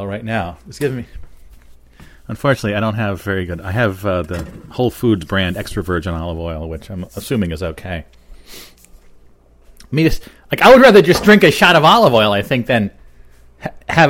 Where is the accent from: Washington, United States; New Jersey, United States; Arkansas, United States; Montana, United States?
New Jersey, United States; my home state of New Jersey here